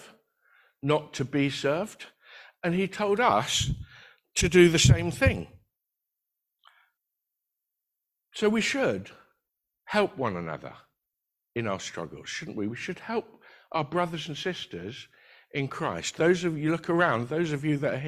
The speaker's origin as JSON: {"language": "English", "country": "United Kingdom", "said": "We're very British"}